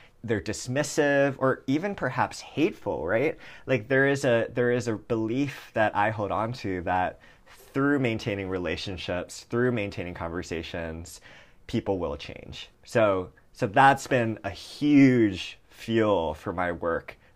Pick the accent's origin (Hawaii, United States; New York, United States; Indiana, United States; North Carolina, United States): Hawaii, United States; moved away; I grew up in Hawaii